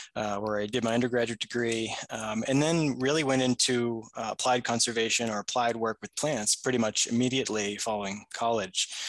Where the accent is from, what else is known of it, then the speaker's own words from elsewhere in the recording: New Hampshire, United States; I grew up in New Hampshire, uh, for the most of my life as a child